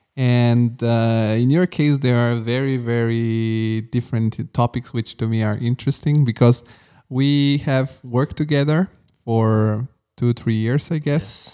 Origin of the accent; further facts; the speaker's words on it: Rome, Lazio, Italy; English is a second language; now in Frankfurt, Germany; I'm from Rome